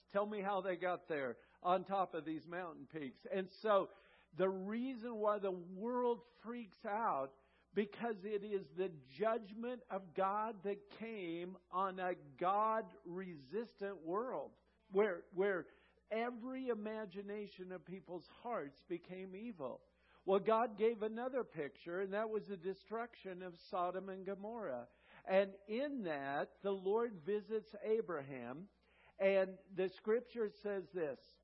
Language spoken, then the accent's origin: English; California, United States; we're from California